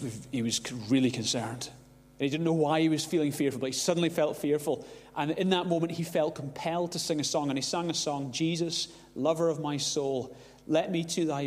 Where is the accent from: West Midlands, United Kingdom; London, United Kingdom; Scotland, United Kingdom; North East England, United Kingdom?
Scotland, United Kingdom; Glasgow; growing up in Glasgow, there were a few unseen dangers growing up in Glasgow